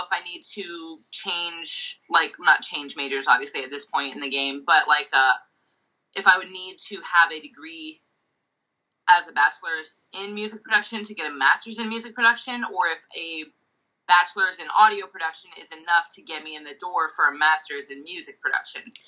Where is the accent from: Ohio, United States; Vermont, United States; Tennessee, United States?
Ohio, United States; Dayton; Dayton, you know, my hometown